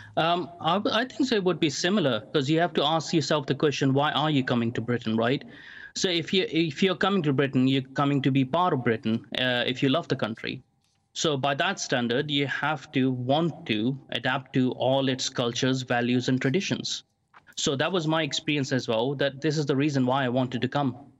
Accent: Kuwait; also born or lived in London; now in Maldon, United Kingdom; even though I was born in Kuwait and I was living in Kuwait in the Middle East, um, my schooling was more British.

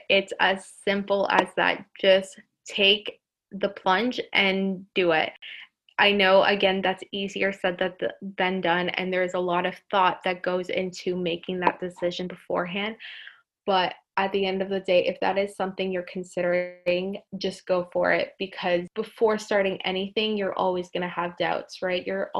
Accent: Colombia; Greece, Portugal, and I would say my home country of Colombia.

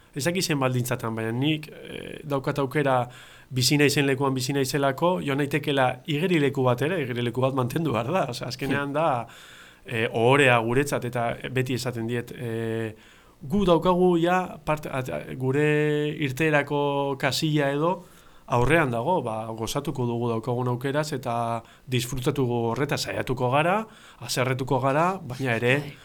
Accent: Getxo, Basque Country, Spain; getxotarra naiz

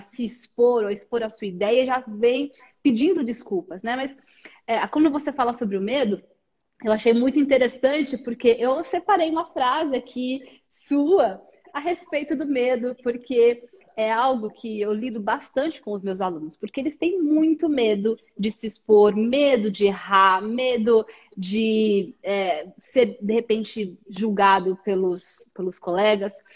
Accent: Brazil

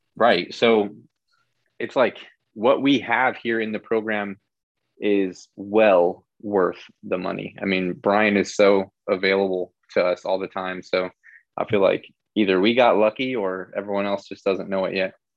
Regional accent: Illinois, United States; moved away as an adult; now in Florida, United States; I'm originally from Illinois and I decided to kind of just pack everything up in my car and move down here

